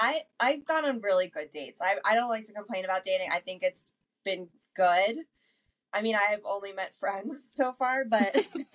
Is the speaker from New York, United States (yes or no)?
yes; New York City, New York, United States; moved away as an adult; also born or lived in Westchester, New York; now in Denver, United States; I grew up in the Bronx.